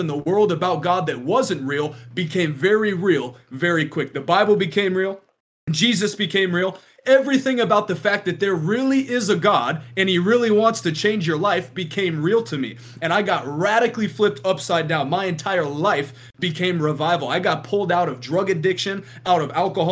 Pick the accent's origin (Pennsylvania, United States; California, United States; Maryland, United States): California, United States; moved away as an adult; also born or lived in Midwest; I grew up in California